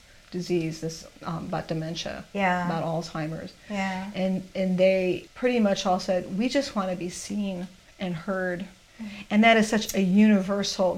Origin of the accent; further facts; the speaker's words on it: Chicago, Illinois, United States; I'm from Chicago